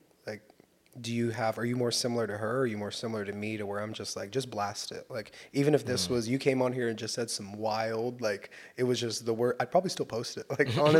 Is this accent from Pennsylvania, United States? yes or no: no; Southern California, United States; I'm from Southern California.